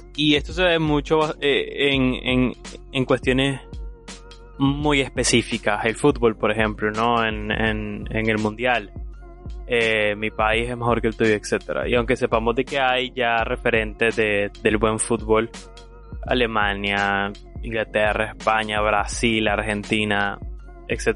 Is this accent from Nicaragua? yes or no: yes; Nicaragua; los nicaragüenses en realidad tenemos un potencial increíble